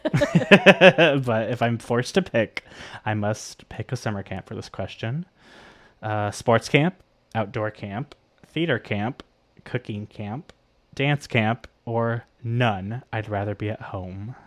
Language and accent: English; Miami, Florida, United States; growing up in Miami and in Florida in general